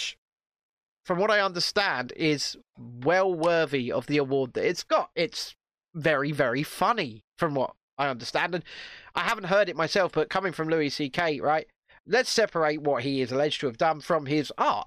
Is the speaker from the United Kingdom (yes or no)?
yes; United Kingdom